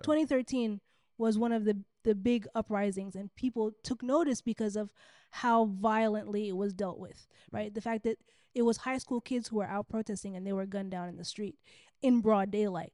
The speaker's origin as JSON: {"language": "English", "country": "Sudan", "moved": "as an adult", "said": "I'm from Sudan."}